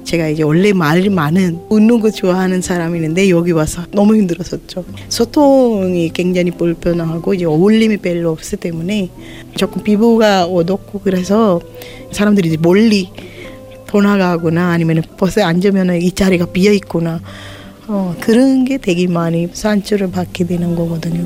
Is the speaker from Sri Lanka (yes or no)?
yes; Sri Lanka; Korean is a second language; moved away as an adult; now in South Korea; 스리랑카에서 왔고요. 한국에 온 지 17년 되는